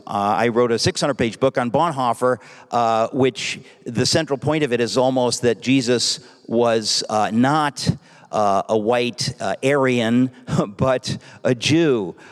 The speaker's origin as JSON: {"language": "English", "town": "New York City", "region": "New York", "country": "United States", "tie": "born or raised there", "said": "I grew up in Queens, New York"}